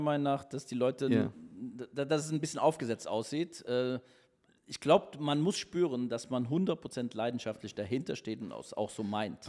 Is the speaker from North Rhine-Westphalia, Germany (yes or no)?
yes; Cologne, North Rhine-Westphalia, Germany; now in Düsseldorf, Germany; ich bin Kölner. mein Herz ist Kölle.